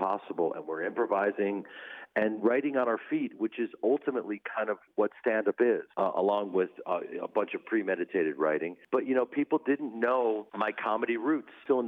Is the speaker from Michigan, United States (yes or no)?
no; Chicago, Illinois, United States; moved away; I grew up in Chicago.